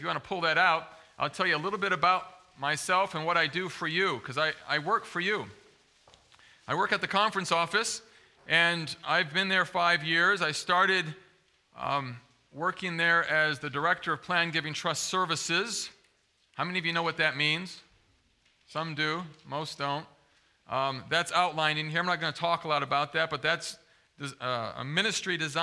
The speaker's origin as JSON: {"language": "English", "town": "Zeeland", "region": "Michigan", "country": "United States", "tie": "born or raised there", "said": "I grew up in West Michigan, over by Zeeland"}